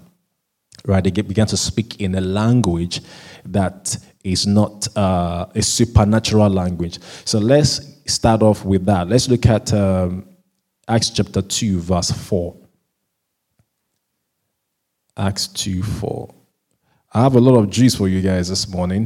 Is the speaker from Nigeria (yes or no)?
yes; Southwest Nigeria, Nigeria; first language Yoruba; English is a second language; now in United Kingdom; I'm originally a Nigerian from Southwest Nigeria, so we speak a language called Yoruba language